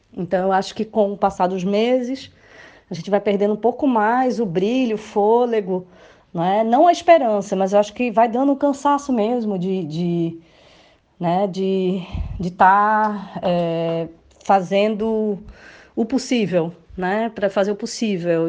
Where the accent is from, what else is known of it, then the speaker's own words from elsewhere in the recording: Recife, Pernambuco, Brazil; moved away as an adult; now in Lisbon, Portugal; Moro aqui em Portugal há cinco anos e sou do Recife